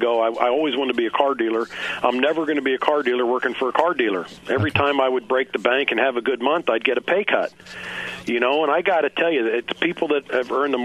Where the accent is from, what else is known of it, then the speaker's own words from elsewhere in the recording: Kansas City, Midwest, United States; also born or lived in Philadelphia; since about, second grade, I've been in the Kansas City area, basically. So, yeah, I mean, we were raised in the Midwest